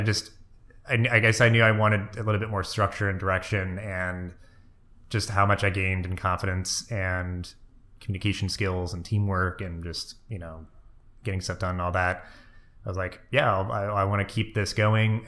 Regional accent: Maine, United States; moved away; also born or lived in Delaware / New Jersey; I was born in Maine. My whole extended family is up there.

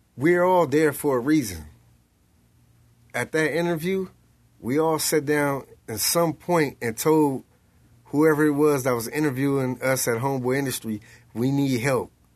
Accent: Los Angeles, California, United States; South Central Los Angeles

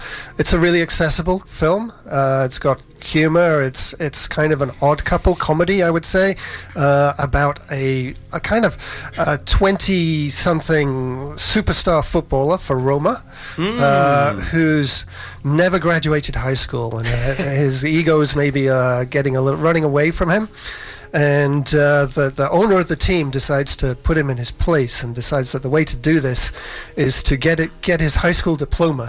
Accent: England, United Kingdom; now in Vancouver, Canada; I was born in England and moved to Vancouver in 2004

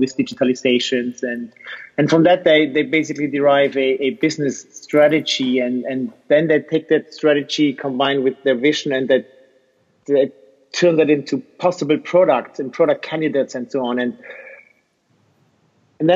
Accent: Switzerland; I'm from Switzerland

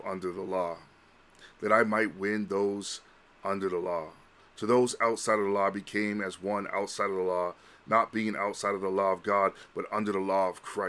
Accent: Vancouver, British Columbia, Canada; also born or lived in Honolulu / Los Angeles; I was born and raised in Vancouver

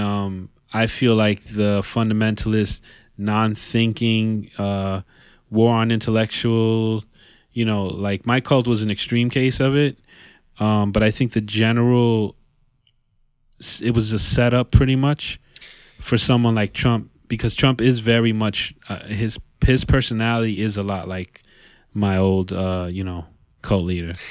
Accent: Yonkers, New York, United States; born and raised in, in New York C, in the New York City area, you know, 'cause all of us, we, we spend a lot of time in the city. Even though we're from Yonkers

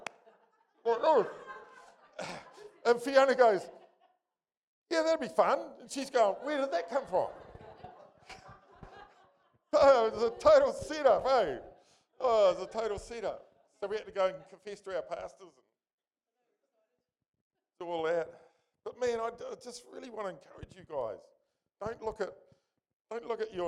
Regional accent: Nelson, New Zealand; moved away as an adult; also born or lived in Fiordland / Orepuki; I was born in Nelson actually, to a mother

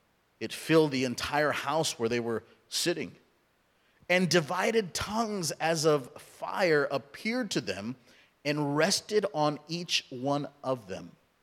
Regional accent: Southern California, United States; also born or lived in India; now in Oregon, United States; I grew up in Southern California, as many of you know. I was born in India, raised in Southern California. And so we didn't have snow

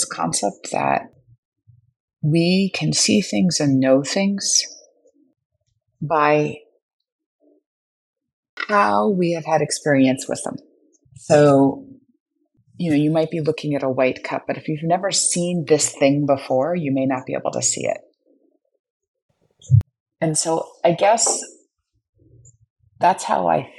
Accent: New York City, New York, United States; now in Napa Valley, United States; growing up in Brooklyn

